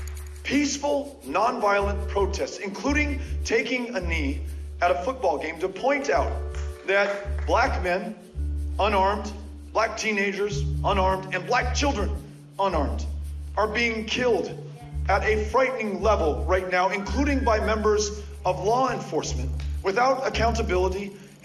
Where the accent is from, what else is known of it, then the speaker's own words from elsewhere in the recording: El Paso, Texas, United States; born and raised in El Paso, Texas